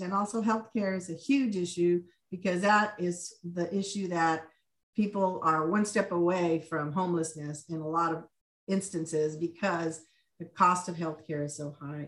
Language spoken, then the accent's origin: English; Laredo, Texas, United States; moved away as an adult; now in Austin, United States; I was born in Laredo, Texas, but I came to U T to go